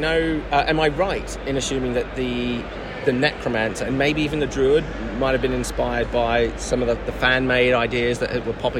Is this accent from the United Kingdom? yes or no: no; Australia; I'm Australian